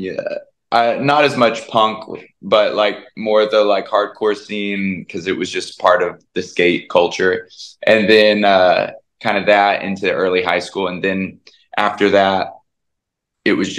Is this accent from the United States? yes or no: yes; Tennessee, United States; me as a kid growing up in Tennessee